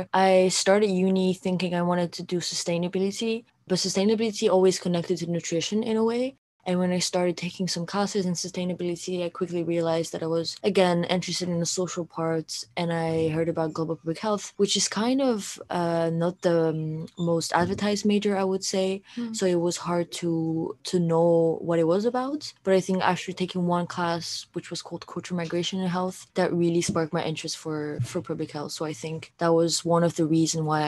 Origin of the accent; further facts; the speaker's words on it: southern France, France; moved away as an adult; now in Netherlands; I am from France, from the south of France